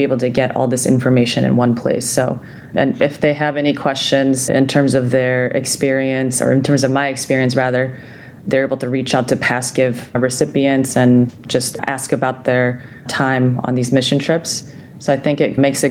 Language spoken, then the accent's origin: English; Seoul, South Korea; moved away; Growing up in Seoul, South Korea, I witnessed my father operate on a child born with a cleft during his time in the South Korean army